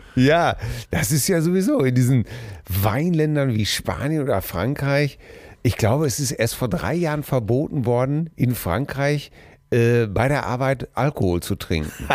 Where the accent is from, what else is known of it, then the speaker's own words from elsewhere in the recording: Germany; also born or lived in Hamm; als Deutscher